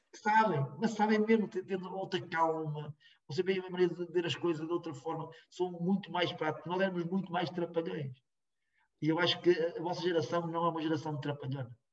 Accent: Rans, Norte, Portugal; o meu pai já tinha morrido, mas era o líder do CDS lá, cá na terra, em Rãs

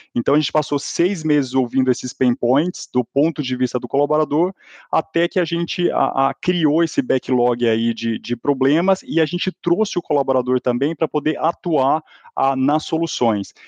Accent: Goiás, Brazil; accent: goiano-mineiro; Mas ainda sou de Goiás, gente. Vocês vão ver o sotaque meio goiano-mineiro falando aqui nesse podcast.

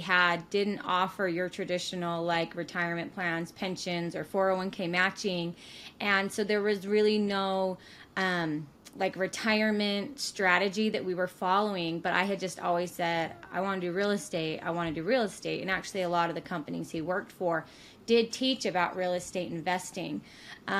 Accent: Payson, Utah, United States; I'm from Utah originally. I was born and raised in Payson, Utah

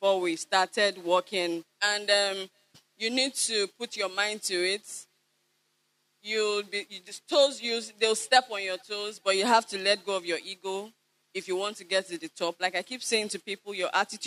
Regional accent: Kwara, Nigeria; I'm not from Badagry. I'm from Kwara State.

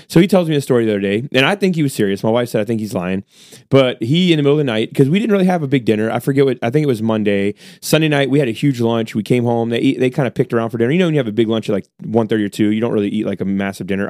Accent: United States; I'm an American

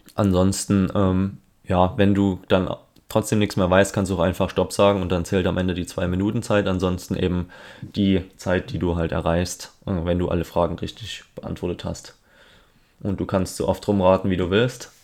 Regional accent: Germany; wir als Deutsche

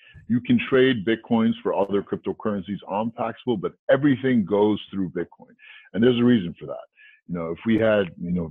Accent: New York City, New York, United States; growing up in New York City, you know, on the street working in my parents' newsstand

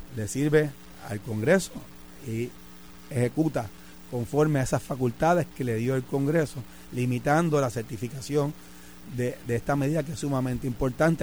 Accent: Puerto Rico; de nosotros, de la sociedad puertorriqueña

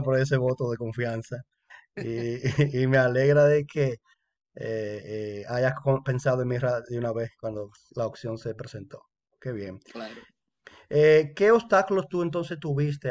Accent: Dominican Republic; now in Canada; compatriota dominicano

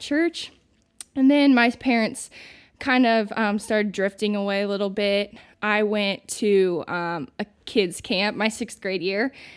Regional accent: Santa Claus, Indiana, United States; moved away; I'm from Santa Claus, Indiana, originally

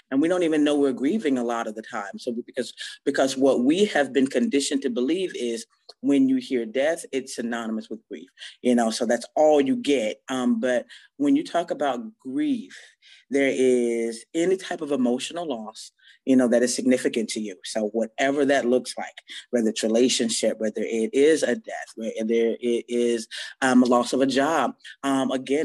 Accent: Gainesville, Florida, United States; I am from Gainesville, Florida

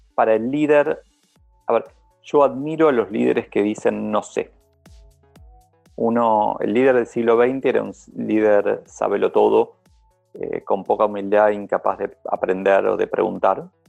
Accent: Argentina; como argentino

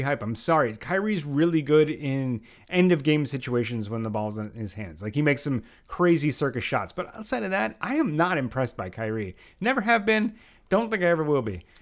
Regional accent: outside of Philadelphia, Pennsylvania, United States; moved away as an adult; now in Brooklyn, United States; I did live outside of Philadelphia for most of my life

